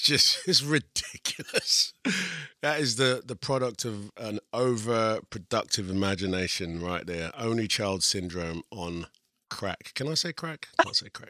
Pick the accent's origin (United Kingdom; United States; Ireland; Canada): United Kingdom; England; I'm English and I'm also part of the Equity Union, I can work here